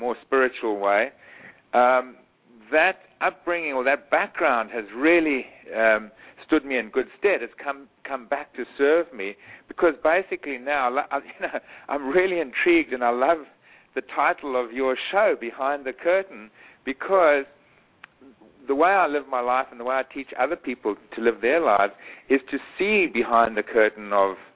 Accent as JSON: {"language": "English", "country": "Eswatini", "tie": "born or raised there", "moved": "yes", "said": "When I was a boy growing up in Swaziland"}